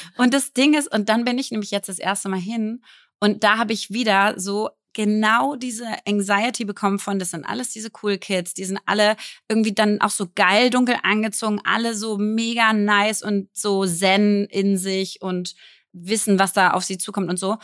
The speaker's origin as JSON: {"language": "German", "region": "Berlin", "country": "Germany", "said": "ich bin ja jetzt 35 und ich bin Berlinerin"}